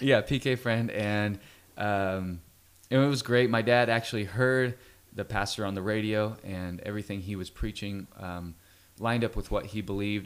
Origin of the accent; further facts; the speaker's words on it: Fresno, California, United States; I grew up in Fresno, California